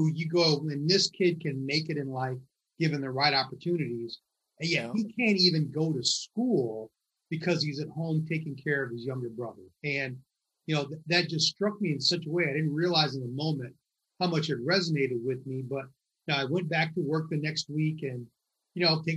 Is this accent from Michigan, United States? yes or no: yes; Michigan, United States; now in New York, United States; I grew up in Michigan, only child